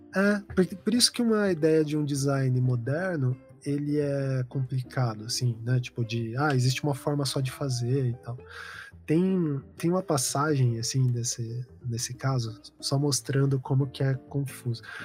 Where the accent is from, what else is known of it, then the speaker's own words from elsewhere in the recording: Paraná, Brazil; also born or lived in São Paulo; é minha família daqui